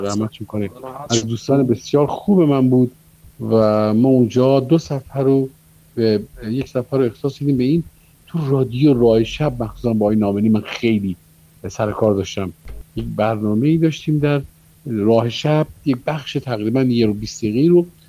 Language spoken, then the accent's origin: Persian; Babol, Mazandaran, Iran; moved away as an adult; now in Tehran, Iran; در شهر بابل که من زادگاه من